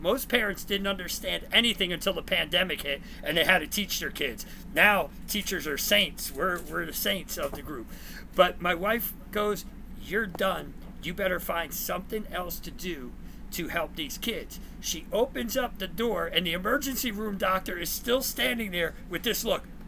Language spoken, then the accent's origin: English; New Jersey, United States; now in Texas, United States; I'm originally from Jersey, so you'll see the chain and my, my you know accent